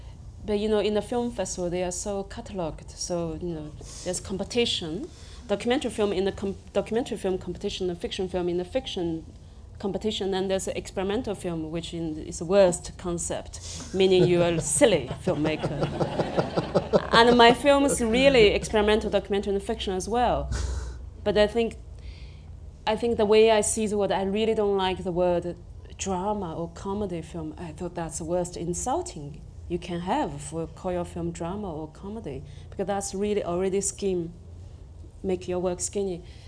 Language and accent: English; China; English is a second language; because I came from the Chinese society, which very, very province and village based, and I went to the biggest city in China.